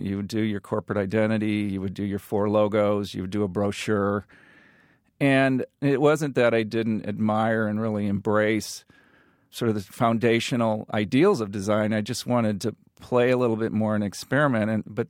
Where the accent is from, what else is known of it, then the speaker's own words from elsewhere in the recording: Peoria, Illinois, United States; in the rural middle America that I grew up with, you sort of said, oh, I'm from Peoria.